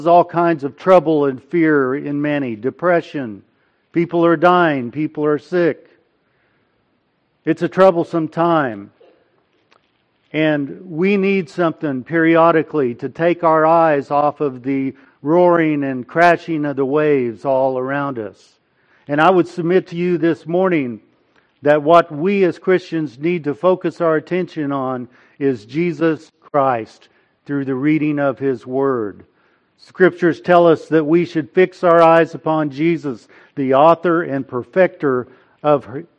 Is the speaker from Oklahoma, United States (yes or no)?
yes; Del City, Oklahoma, United States; moved away as an adult; also born or lived in Pennsylvania; my hometown of Del City, Oklahoma, where we now live.